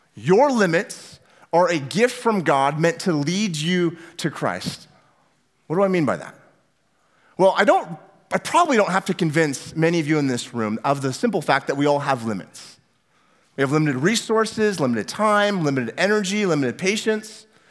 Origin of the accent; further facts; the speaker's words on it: Northwest Washington, United States; also born or lived in California; now in Omaha, United States; I grew up in Northwest Washington in a tiny, small little town about as far north as you could get before you get into Canada, right there on the coast.